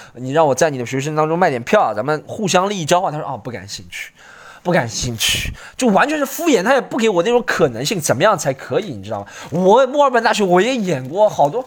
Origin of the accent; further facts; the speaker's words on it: Shanghai, China; also born or lived in Australia; 我小时候，我爸妈都说，要走出杨浦，杨浦很穷， 生活养不去